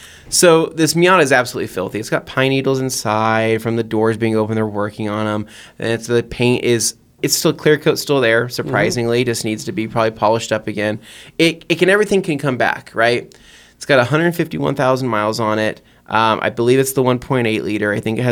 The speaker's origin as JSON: {"language": "English", "town": "San Diego", "region": "California", "country": "United States", "said": "I am from San Diego, California."}